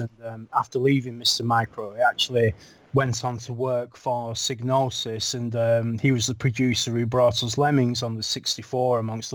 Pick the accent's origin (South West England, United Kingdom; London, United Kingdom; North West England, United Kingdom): North West England, United Kingdom; Lancashire; also born or lived in Yorkshire; I moved from Lancashire, which is where I live, or where I'm from